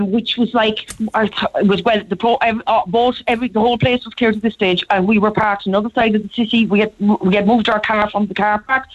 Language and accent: English; Cork, Munster, Ireland; I grew up in Cork. I'm in Cork most of my life.